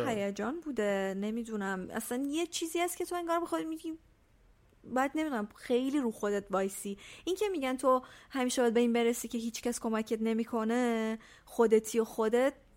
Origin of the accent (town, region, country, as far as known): Iran; moved away as an adult; also born or lived in Italy